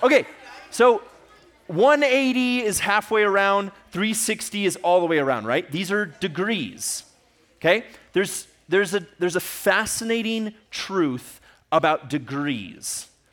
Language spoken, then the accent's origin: English; Ecuador; moved away; I grew up in Ecuador